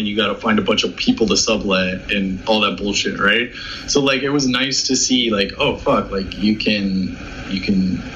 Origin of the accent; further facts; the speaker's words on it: Canada; I'm Canadian